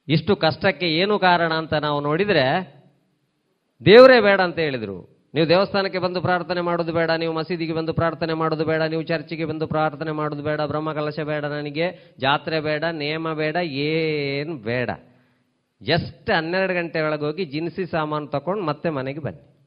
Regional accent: Tulu Nadu, India; ನಮ್ಮ ಊರಿನಲ್ಲಿ ನಮ್ಮ ಭಾರತ ದೇಶದಲ್ಲಿ ಅದು ಸಹ ನಮ್ಮ ತುಳುನಾಡಿನಲ್ಲಿ

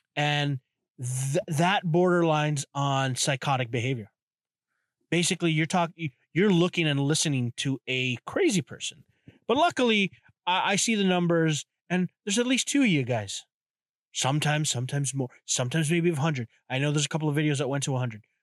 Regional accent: Canada; I am from Canada

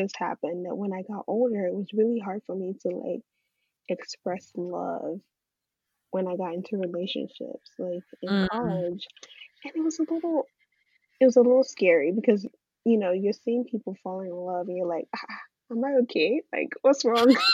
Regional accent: Nigeria; also born or lived in England; now in United States; I grew up in Nigeria for the most part, and then I migrated to England, lived there for about 2 years, and then migrated to America.

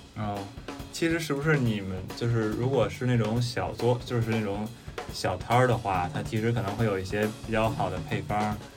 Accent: Beijing, China; 我是一直在北京生长的，呃，北京人

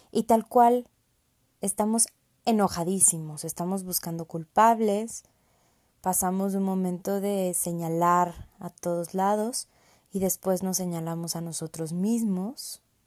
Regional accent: Mexico; also born or lived in San Luis Potosí; Soy mexicana, vivo en San Luis Potosí

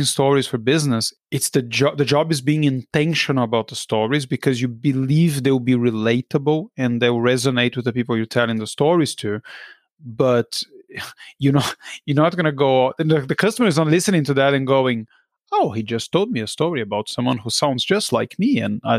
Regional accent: Brazil; moved away; I grew up in Brazil.

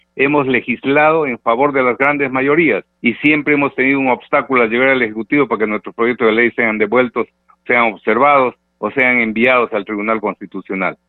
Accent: Peru; como peruanos de buena fe

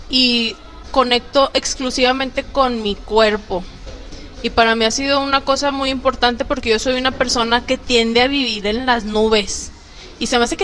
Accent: Torreón, Coahuila, Mexico; eres de Torreón y yo, sí.

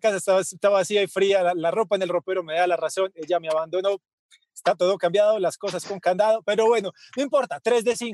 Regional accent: Medellín, Antioquia, Colombia; los que somos de Medellín y conocemos la Feria de las Flores

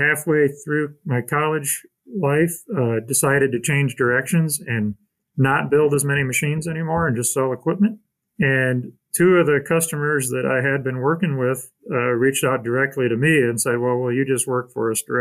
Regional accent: Elkhart, Indiana, United States; I grew up mostly in Elkhart, Indiana.

